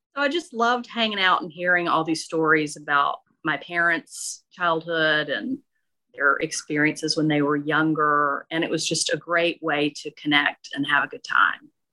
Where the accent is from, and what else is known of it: Okolona, Mississippi, United States; born or raised there; moved away